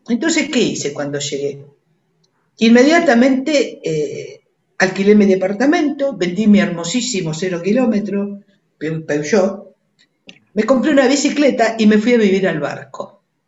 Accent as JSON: {"language": "Spanish", "region": "Buenos Aires", "country": "Argentina", "tie": "born or raised there", "said": "Nací en Devoto, en, el, en el hospital de Devoto"}